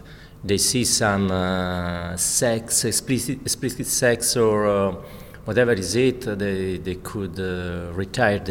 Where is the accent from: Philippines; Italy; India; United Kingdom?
Italy; English is a second language; moved away; also born or lived in Milan, Italy; I'm Italian. Maybe notice that my accent.